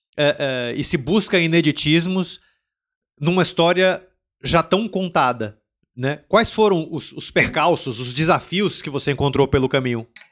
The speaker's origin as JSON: {"language": "Portuguese", "country": "Brazil", "moved": "yes", "lives_now": "Portugal", "said": "eu senti como brasileiro, que eu, é muito curioso que eu senti quando eu cheguei aqui em Portugal"}